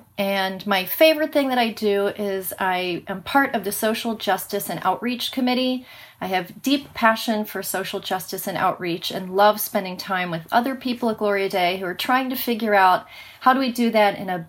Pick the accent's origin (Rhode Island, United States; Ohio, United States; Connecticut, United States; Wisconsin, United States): Ohio, United States; Cincinnati; moved away as an adult; now in Minnesota, United States; I was born and raised in Cincinnati, Ohio. I'm a Minnesota transplant.